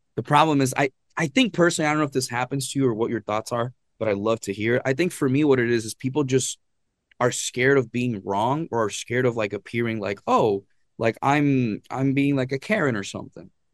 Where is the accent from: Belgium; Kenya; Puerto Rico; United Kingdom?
Puerto Rico; Arecibo; moved away as an adult; I was born and raised in Puerto Rico, and actually in Arecibo, Puerto Rico is where I was raised.